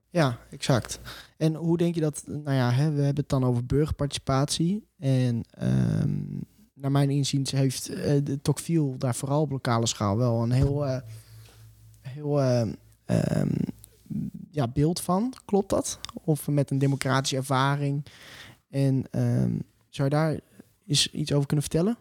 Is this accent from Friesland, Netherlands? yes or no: yes; Mantgum, Friesland, Netherlands; in het dorp waar ik ben opgegroeid, Mantrum